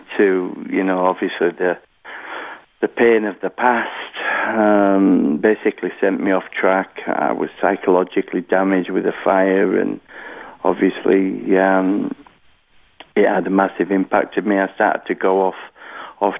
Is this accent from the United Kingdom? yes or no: yes; Halifax, Yorkshire and the Humber, United Kingdom; I was born in Halifax, West Yorkshire, here in the United Kingdom